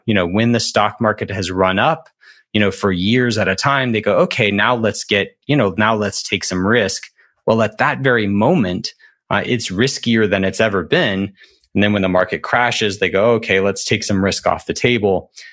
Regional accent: Alabama, United States; I'm from Alabama

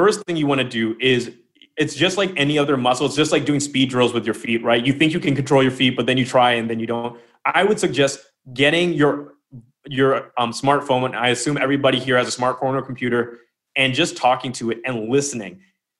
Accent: United Kingdom; Don't waste your time trying to get an English accent. I'm British. I called Lemon up. I was living in France during the lockdown.

